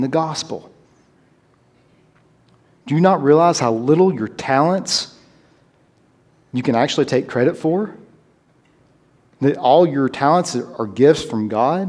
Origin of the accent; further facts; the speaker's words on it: Tennessee, United States; My being American or my Southernness, my being from Tennessee